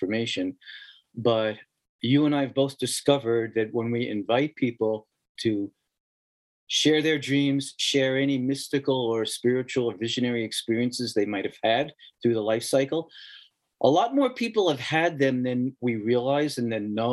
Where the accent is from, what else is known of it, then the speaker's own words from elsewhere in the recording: New York City, New York, United States; moved away as an adult; also born or lived in Queens, New York City; I was born in the Bronx, in the Southeast Bronx